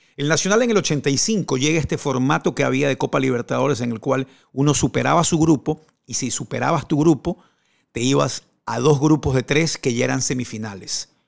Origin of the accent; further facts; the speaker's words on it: Ecuador; also born or lived in Maracay, Venezuela; en mi país, en Ecuador